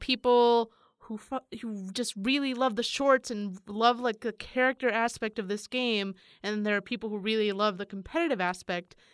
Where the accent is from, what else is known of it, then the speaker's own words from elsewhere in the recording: San Francisco, California, United States; I'm from San Francisco